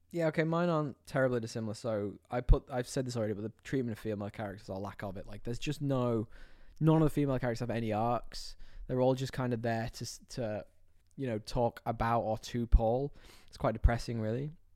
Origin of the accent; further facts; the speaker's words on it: United Kingdom; moved away; I'm from this tiny little town in the U K